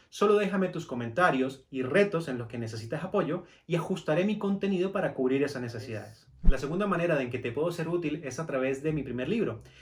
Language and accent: Spanish; Venezuela; moved away as an adult; now in Colombia; a Venezuela que usted tiene mucho potencial. Y yo durante cuatro años estuve empeñado en quedarme en mi país